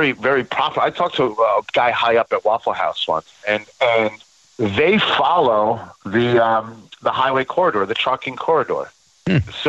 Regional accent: New York, United States; I'm a New Yorker, but I had to root for Philly.

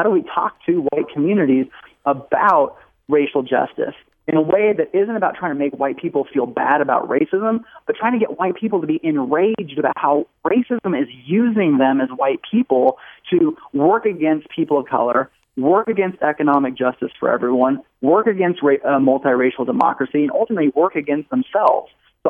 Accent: California, United States; also born or lived in Tennessee; now in Kentucky, United States; No, I've been living here in Kentucky more recently here. I was in Tennessee before, but I grew up in California. So love brought me out to the South.

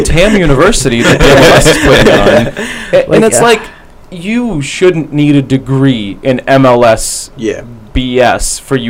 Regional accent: United States; even as an American sports fan

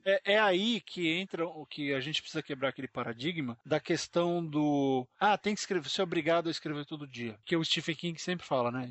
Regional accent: São Paulo, Brazil; nós dois somos de São Paulo

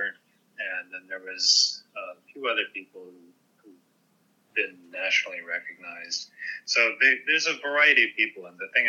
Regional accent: Virginia, United States; moved away as an adult; now in Kauai, United States; I am originally from Virginia

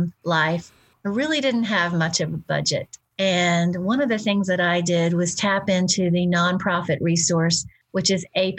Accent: Houston, Texas, United States; I'm from the South

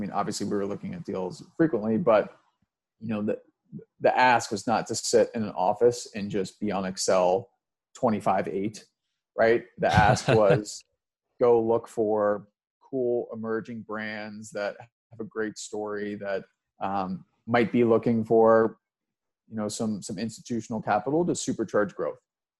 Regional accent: Midwest, United States; I kind of just got sick of New York, and you know, I'm a Midwesterner at heart. So I was not necessarily cut out for New York

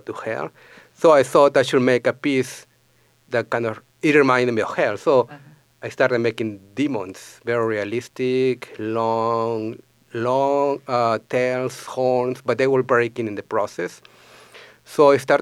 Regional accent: Lima, Peru; moved away as an adult; also born or lived in Grand Forks, North Dakota; now in St. Paul, United States; I am originally from Peru

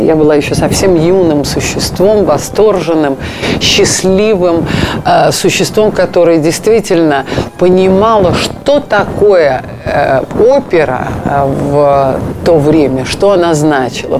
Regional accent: Russia

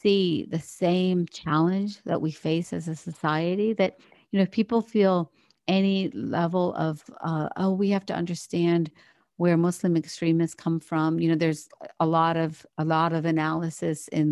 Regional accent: Morgantown, West Virginia, United States; also born or lived in India; I grew up in West Virginia

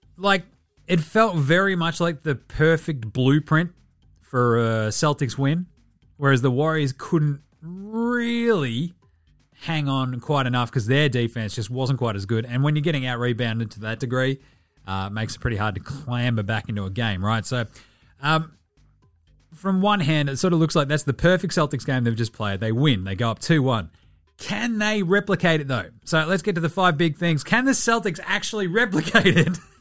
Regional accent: Australia; I'm Australian

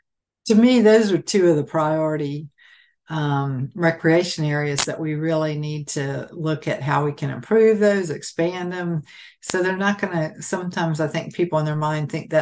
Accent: Silver Springs, Florida, United States; I was raised in near Silver Springs.

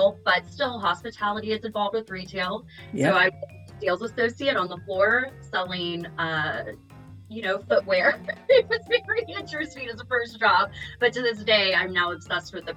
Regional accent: the South, United States; accent: Southern; now in San Diego, United States; I've been trying to hide my Southern accent

